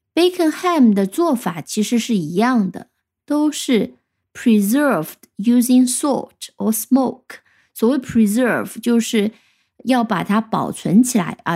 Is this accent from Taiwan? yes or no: no; China; 我们中国人